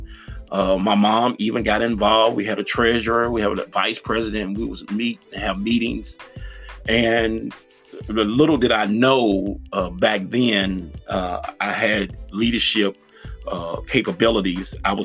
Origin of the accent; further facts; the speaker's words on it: Nashville, Tennessee, United States; my hometown. I'm from Nashville, Tennessee